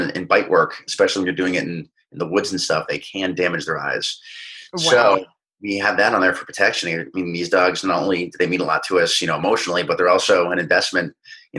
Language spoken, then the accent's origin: English; New England, United States; moved away as an adult; now in Los Angeles, United States; I grew up little kid in New England